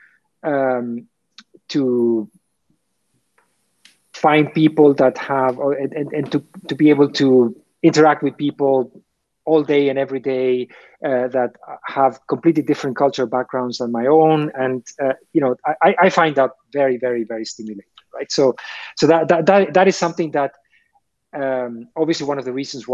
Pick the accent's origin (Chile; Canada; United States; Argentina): Argentina; moved away as an adult; now in Dubai, United Arab Emirates; my home country, Argentina